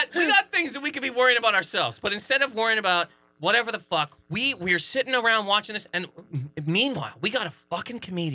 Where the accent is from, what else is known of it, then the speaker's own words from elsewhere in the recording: Canada; I'm from Canada